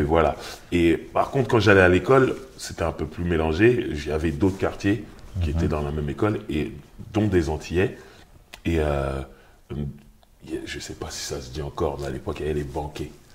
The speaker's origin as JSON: {"language": "French", "town": "Sarcelles", "region": "Île-de-France", "country": "France", "said": "je viens de Sarcelles, mhm. donc en banlieue parisienne."}